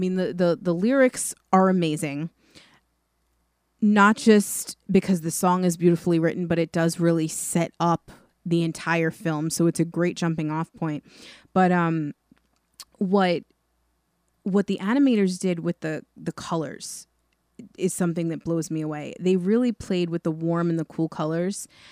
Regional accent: New York, United States; being from New York

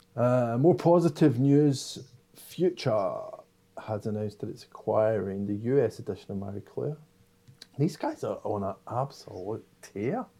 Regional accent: Scotland, United Kingdom; I am Scottish

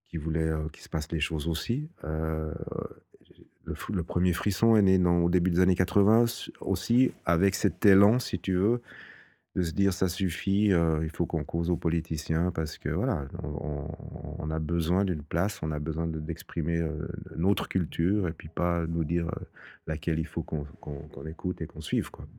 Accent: Fribourg, Switzerland; je suis fribourgeois, je suis né à Fribourg

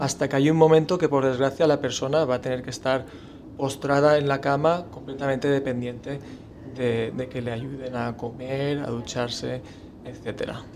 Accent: Spain; como español

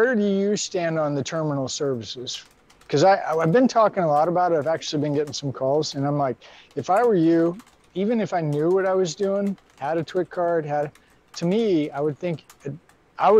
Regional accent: Missouri, United States; I'm from Missouri

